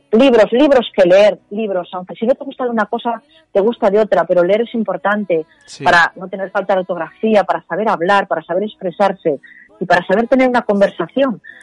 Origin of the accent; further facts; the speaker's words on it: Spain; como somos los españoles